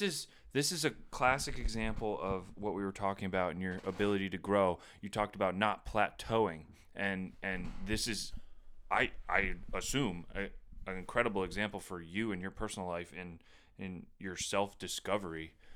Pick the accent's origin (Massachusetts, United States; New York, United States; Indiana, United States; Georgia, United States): New York, United States; Plattsburgh; growing up in Plattsburgh